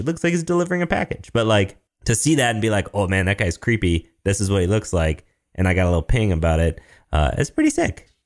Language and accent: English; Michigan, United States; I'm from Michigan. I'm from Michigan